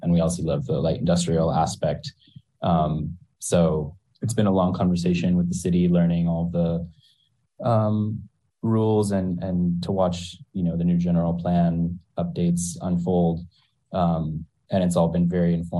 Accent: Marin, California, United States; I grew up in Marin and spent a lot of time surfing near Sausalito

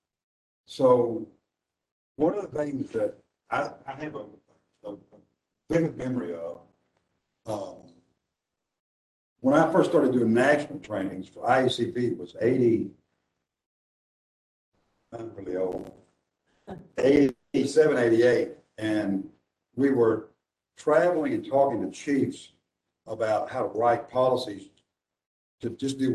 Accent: Nashville, Tennessee, United States; I'm from Nashville

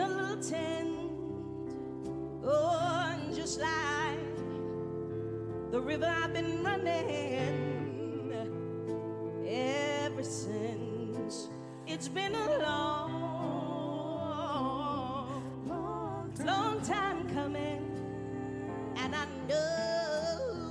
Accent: Oakland, California, United States; also born or lived in New Orleans, Louisiana; I'm originally from New Orleans, Louisiana, but I was raised in Oakland, California, East Bay

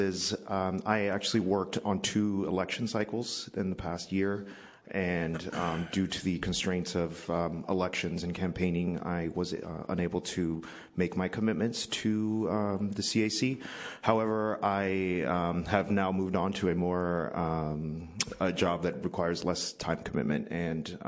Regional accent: Bay Area, California, United States; I grew up in the Bay Area

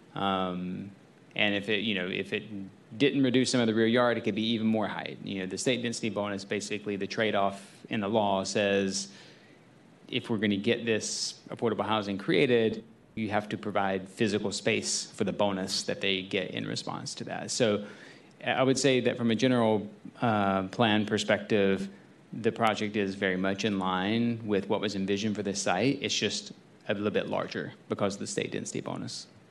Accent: the South, United States; moved away; I'm from the South

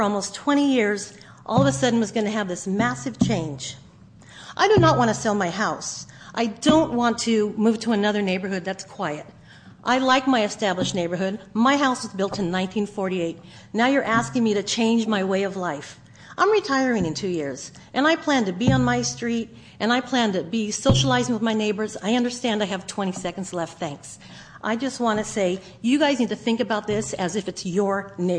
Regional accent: Santa Cruz, California, United States; I am a transplant from the Santa Cruz area.

